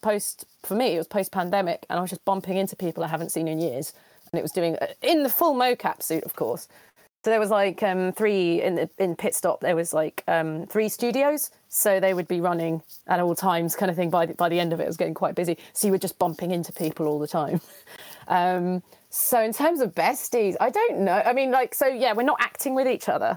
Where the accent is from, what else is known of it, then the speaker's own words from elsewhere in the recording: London, United Kingdom; I'm from London.